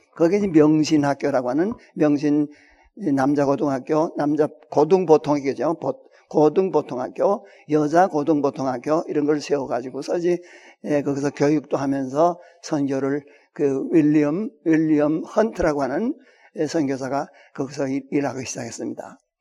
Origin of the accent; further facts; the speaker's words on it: Hwangju, North Hwanghae, North Korea; now in South Korea; 황해도 황주군에 있는 그 큰그 그 아주 농장을 가지고 있는 그 부자였고요